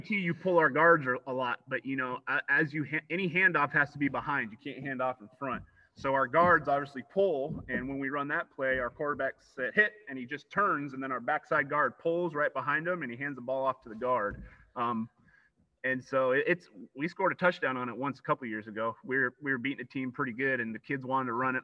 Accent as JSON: {"language": "English", "town": "Grass Valley", "region": "California", "country": "United States", "tie": "born or raised there", "said": "born and raised in Grass Valley"}